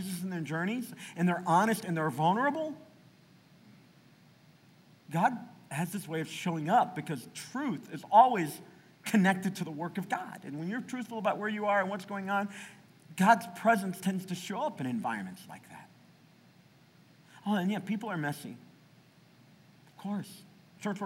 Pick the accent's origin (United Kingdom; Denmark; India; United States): United States; the South; I grew up in the South